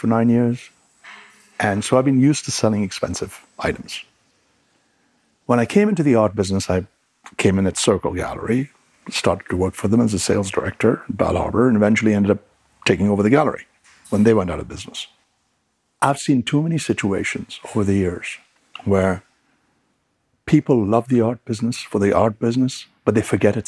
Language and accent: English; England, United Kingdom; moved away; I really got my retail training in England, where I grew up, in the record business